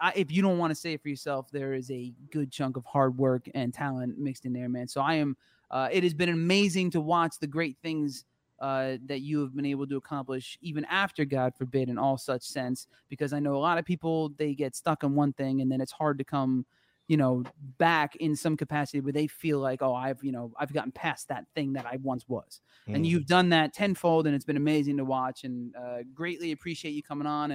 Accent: New Jersey, United States; I was growing up in the New Jersey rock metal scene

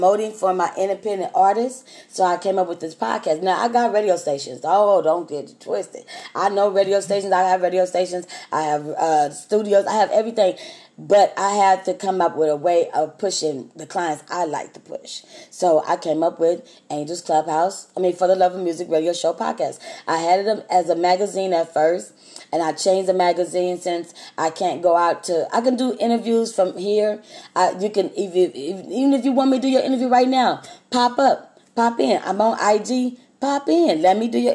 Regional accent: Texas, United States; I'm from Texas

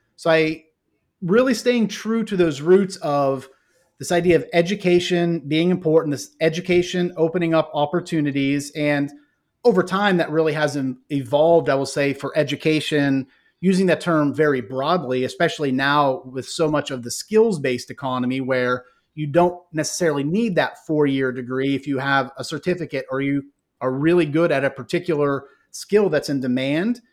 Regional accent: Ohio, United States; moved away as an adult; now in Fort Mill, United States; born and raised in Ohio.

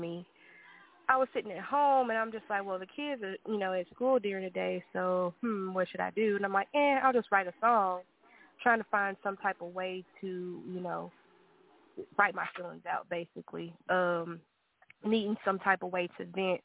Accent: Arkansas, United States; now in Texas, United States; I am from Arkansas originally, currently staying in Texas

